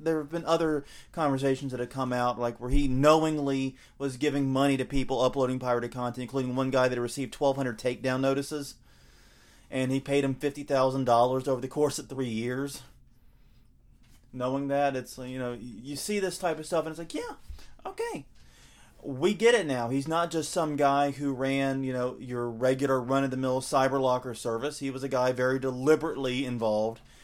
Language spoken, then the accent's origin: English; the South, United States; accent: southern; a southerner here with my accent